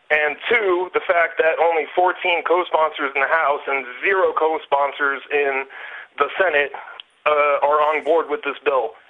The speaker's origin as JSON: {"language": "English", "country": "United States", "moved": "yes", "lives_now": "Warsaw, Poland", "said": "I'm an American citizen, but I'm living in Warsaw, Poland right now."}